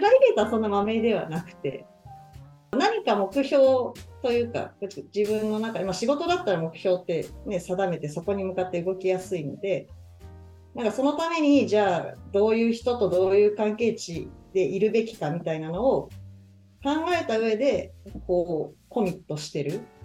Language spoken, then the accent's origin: Japanese; Nagano, Japan; now in Nagoya, Japan; 地元の長野